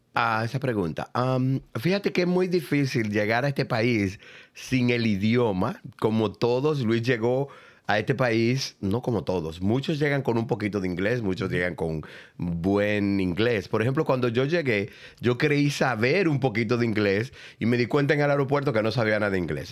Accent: Cotuí, Sánchez Ramírez, Dominican Republic; moved away as an adult; now in United States; de Cotuí, dominicano

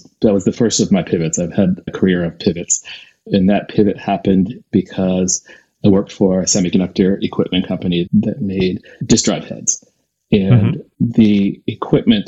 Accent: Reading, Pennsylvania, United States; I grew up in Pennsylvania, a small town called Reading, Pennsylvania.

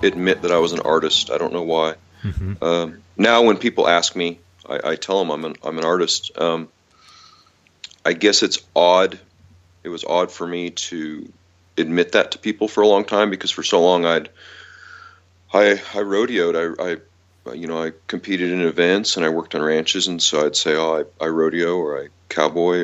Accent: Augusta, Montana, United States; also born or lived in Helena, Montana; they moved to town, and so I was raised there. There was 8 kids in my class all the way from kindergarten to high school.

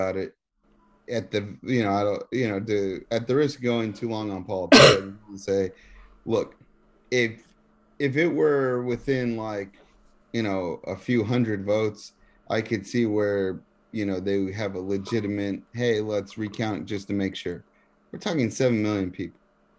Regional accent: Texas, United States; moved away; I'm from Texas

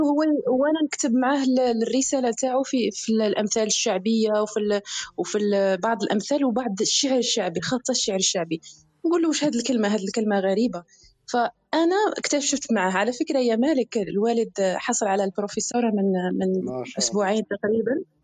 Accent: Béchar Province, Algeria; مش متندوف من ولايه بشار

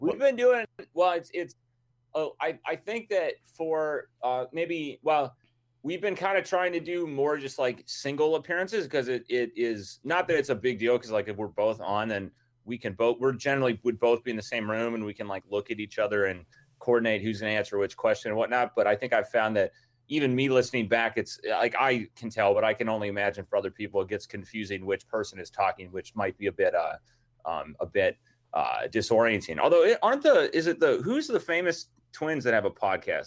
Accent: Minnesota, United States; I'm from Minnesota.

